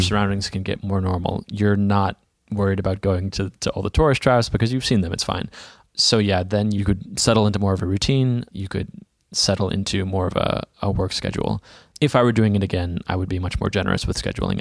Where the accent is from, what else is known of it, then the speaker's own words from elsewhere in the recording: Dallas, Texas, United States; I'm from Dallas, Texas